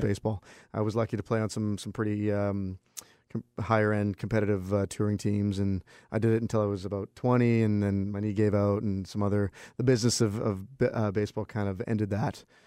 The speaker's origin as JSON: {"language": "English", "town": "Vancouver", "region": "British Columbia", "country": "Canada", "tie": "born or raised there", "said": "my hometown"}